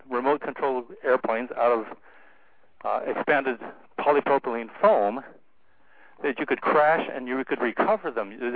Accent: San Diego, California, United States; I grew up in San Diego, where the Atlas missile was being built, and it was a you know the center for aviation. That's how my family got there.

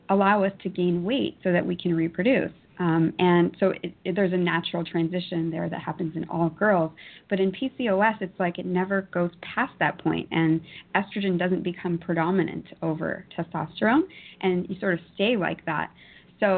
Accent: Toronto, Ontario, Canada; born and raised in Toronto.

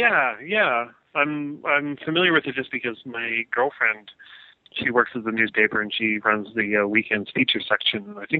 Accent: Canada

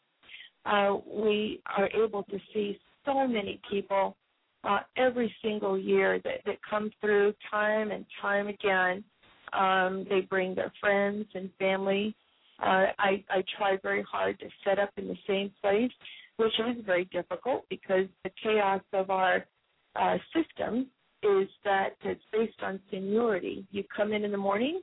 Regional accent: Hawaii, United States; moved away as an adult; now in Seattle, United States; I'm from Hawaii

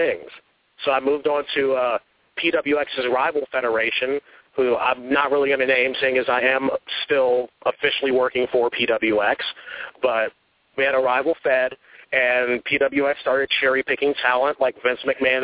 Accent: Charlotte, North Carolina, United States; also born or lived in the North; I'm from Charlotte, North Carolina

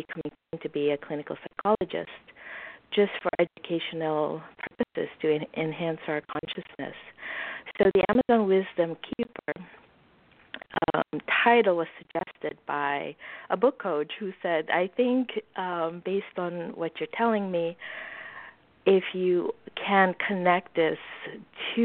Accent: Suriname; moved away; I grew up in Suriname

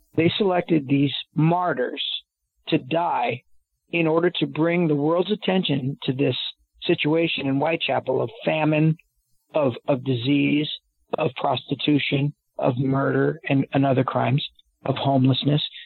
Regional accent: United States; I'm an American

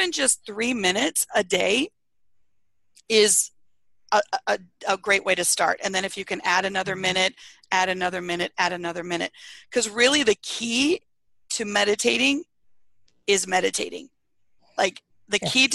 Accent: Iowa, United States; now in Arizona, United States; I grew up in Iowa

